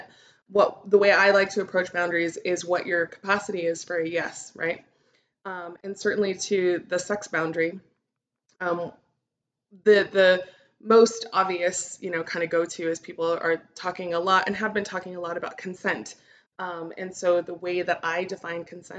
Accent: Albuquerque, New Mexico, United States; now I am recording from Albuquerque, New Mexico, which is where I'm from

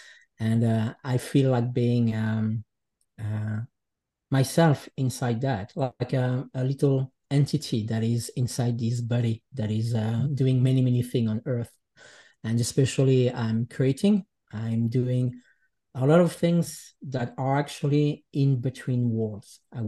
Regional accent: Geneva, Switzerland; born there; English is a second language; I grew up in many different places, but I was born in Geneva, in Switzerland, from parents that comes from the Jura Mountains of Switzerland.

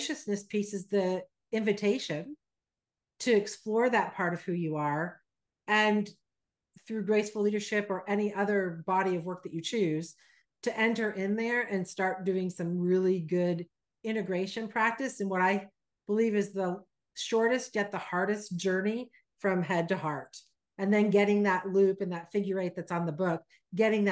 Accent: Vermont, United States; born or raised there; moved away as an adult; also born or lived in Texas

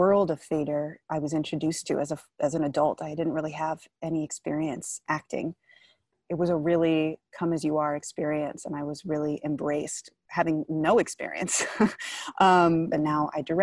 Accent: Santa Monica, California, United States; I grew up in Santa Monica

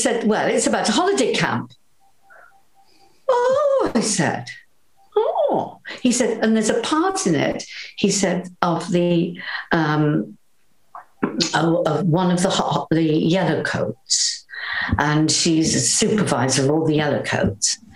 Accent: Wales, United Kingdom; accent: Welsh; I might temper my Welsh accent

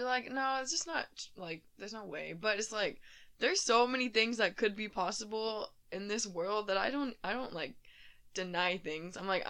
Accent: Houston, Texas, United States; so we're from Houston

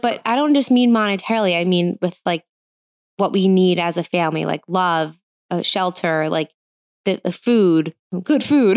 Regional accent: New Jersey, United States; I grew up in New Jersey. I live in New Jersey.

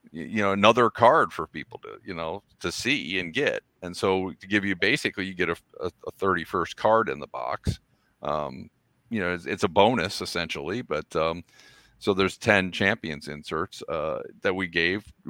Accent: Toledo, Ohio, United States; I'm wearing my

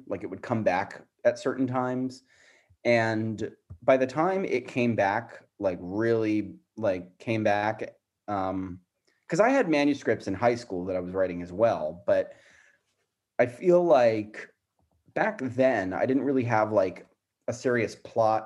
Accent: South Florida, United States; also born or lived in Arizona; I grew up in Florida

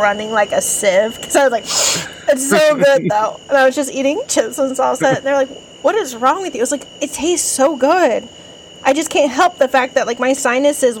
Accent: Idaho, United States; I grew up in Idaho, but 90% of my town was Mexican.

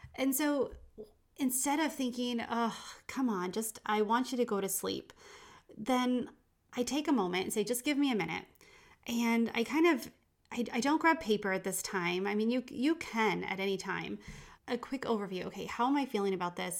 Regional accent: England, United Kingdom; moved away; I grew up in England

